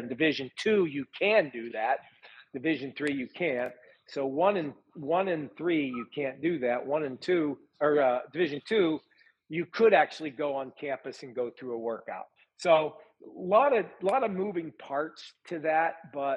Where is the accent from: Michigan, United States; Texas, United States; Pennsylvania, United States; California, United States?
Pennsylvania, United States; Butler; I'm from Butler, Pennsylvania, 30 miles north of Pittsburgh